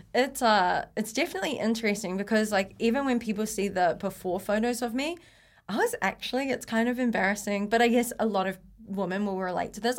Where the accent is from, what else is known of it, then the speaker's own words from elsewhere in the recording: Blenheim, Marlborough, New Zealand; moved away as an adult; also born or lived in Taupo / Waikato / Auckland; I was born in Taupo, but uh, brought up in Blenheim. So small town